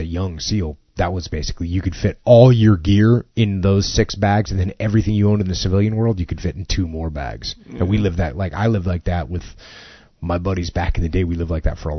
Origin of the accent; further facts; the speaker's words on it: New England, United States; moved away; I grew up in New England